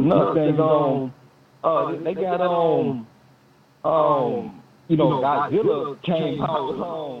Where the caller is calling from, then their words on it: Chicago, Illinois, United States; Hey, Jason … from Chicago.